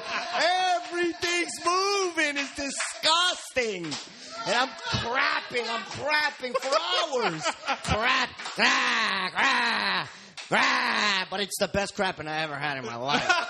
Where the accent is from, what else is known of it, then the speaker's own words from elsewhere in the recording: New York City, New York, United States; I'm a guy from Queens